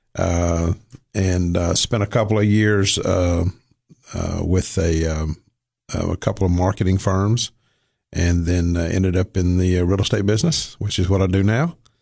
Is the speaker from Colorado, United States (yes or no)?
no; Cookeville, Tennessee, United States; also born or lived in Somerset, Kentucky; moved down here when I was two